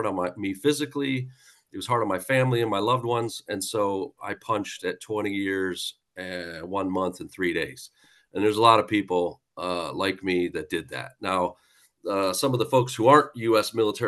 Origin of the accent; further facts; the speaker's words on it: Buffalo, New York, United States; now in United Kingdom; But I'm originally from Buffalo, New York, moved around a lot.